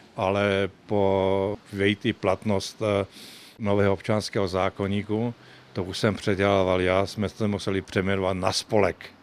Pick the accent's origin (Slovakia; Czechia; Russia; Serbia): Slovakia; moved away as an adult; now in Lenora, Czech Republic; já pocházím ze Slovenska, ten jsem se i pekařskému řemeslu vyučil